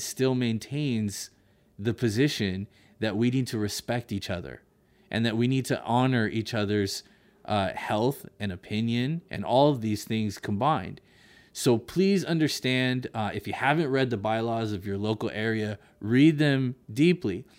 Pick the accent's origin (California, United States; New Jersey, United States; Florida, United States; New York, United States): California, United States; Monterey; my hometown of Monterey